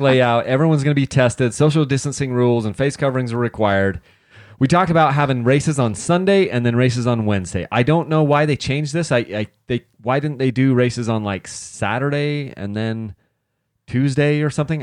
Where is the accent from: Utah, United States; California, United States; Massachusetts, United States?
Utah, United States; I'm from Utah